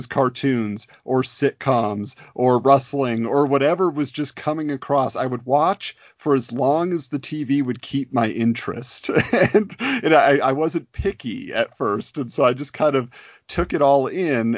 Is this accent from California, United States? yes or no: yes; Southern California, United States; I was growing up in Southern California. So that was my base of operations from birth until college.